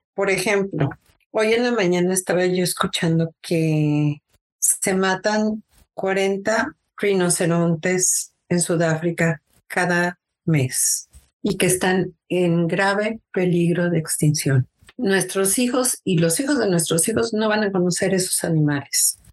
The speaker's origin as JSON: {"language": "Spanish", "region": "Mexico City", "country": "Mexico", "tie": "born or raised there", "also_born_or_lived": "Seattle, Washington, United States", "moved": "as an adult", "lives_now": "United States", "said": "yo nací en la Ciudad de México. Me vine a los Estados Unidos en 1993."}